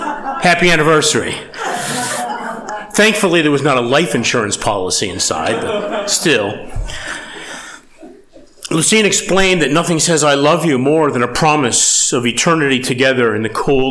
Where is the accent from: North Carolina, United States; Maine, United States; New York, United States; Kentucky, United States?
New York, United States; Batavia; my hometown of Batavia, New York.